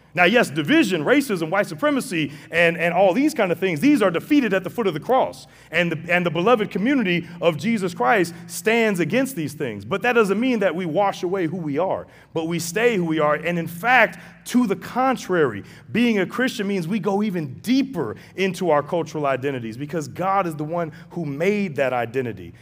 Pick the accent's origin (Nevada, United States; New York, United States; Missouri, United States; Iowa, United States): Missouri, United States; St. Louis; I grew up in Saint Louis, very racially divided city